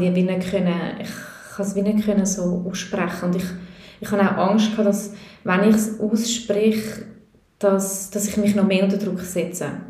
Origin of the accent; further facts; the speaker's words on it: Switzerland; also born or lived in Peru; ich bin in der Schweiz geboren und in der Schweiz aufgewachsen